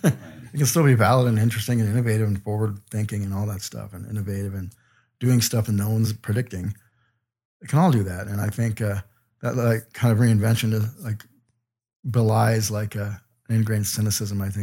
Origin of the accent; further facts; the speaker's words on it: Aurora, Colorado, United States; I'm from Aurora, Colorado.